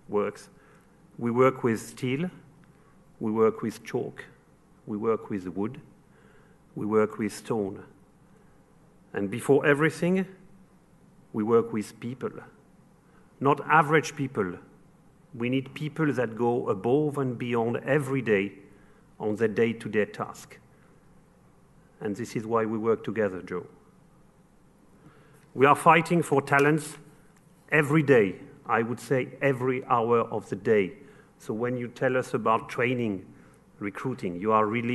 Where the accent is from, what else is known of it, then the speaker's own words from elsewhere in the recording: Paris, Île-de-France, France; accent: French; English is a second language; moved away; You've probably noticed from my accent that I'm French. I come from Paris